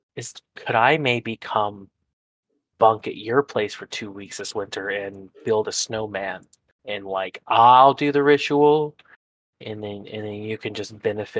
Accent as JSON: {"language": "English", "country": "United States", "said": "I'm American."}